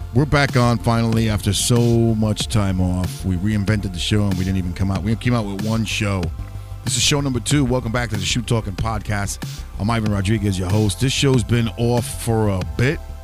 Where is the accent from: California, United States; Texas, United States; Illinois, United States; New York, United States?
New York, United States; New York City; I was born and raised in New York City